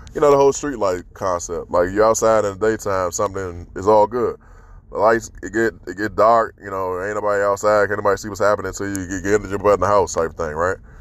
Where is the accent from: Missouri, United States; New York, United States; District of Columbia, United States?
District of Columbia, United States; Washington; growing up in Southeast DC